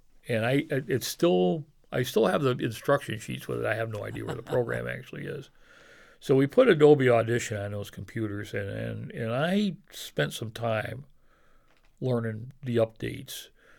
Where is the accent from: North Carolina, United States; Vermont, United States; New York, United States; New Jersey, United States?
New York, United States; Oneonta; And people say, did you grow up in Oneonta? I'd say, I'm still growing up in Oneonta.